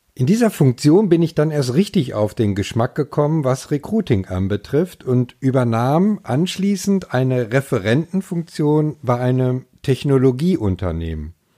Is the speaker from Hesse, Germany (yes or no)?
no; Ruhr area, North Rhine-Westphalia, Germany; now in Schleswig-Holstein, Germany; Auch wenn ich zugegebenermaßen ein Kind des Ruhrgebiets bin